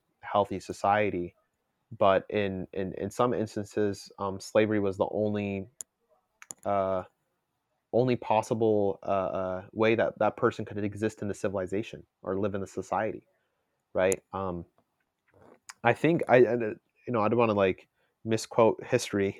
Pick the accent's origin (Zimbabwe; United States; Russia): United States; I'm an American